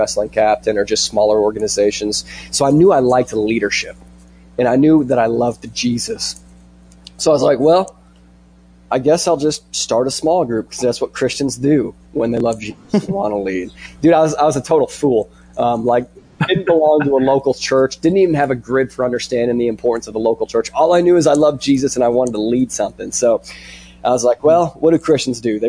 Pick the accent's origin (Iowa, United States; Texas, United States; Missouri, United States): Iowa, United States; I'm an Iowan. I'm an American.